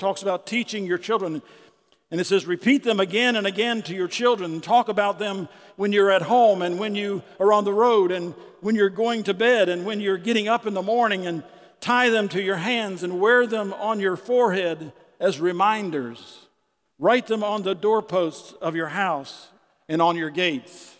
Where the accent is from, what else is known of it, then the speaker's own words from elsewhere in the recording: Winter Haven, Florida, United States; I was born in Winter Haven, Florida in the hospital